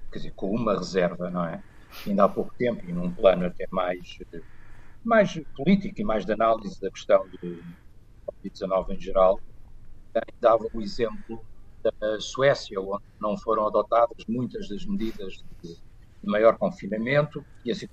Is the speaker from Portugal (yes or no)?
yes; Portugal